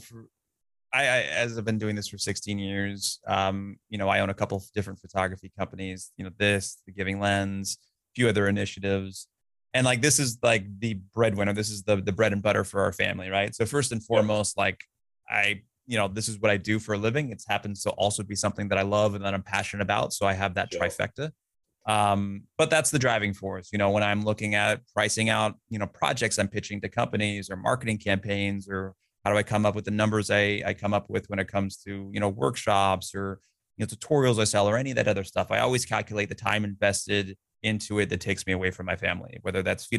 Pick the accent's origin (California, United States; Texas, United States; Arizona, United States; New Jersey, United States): California, United States; my house growing up in California